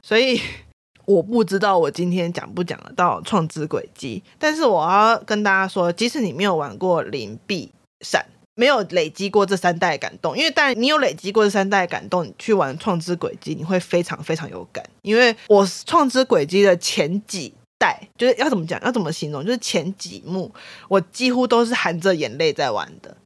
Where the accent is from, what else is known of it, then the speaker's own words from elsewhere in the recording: Taiwan; 我觉得作为一个台湾人